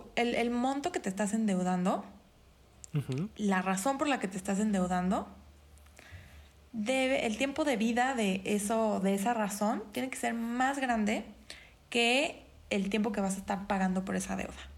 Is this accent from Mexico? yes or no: yes; Mexico; otra gran área de oportunidad como mexicanos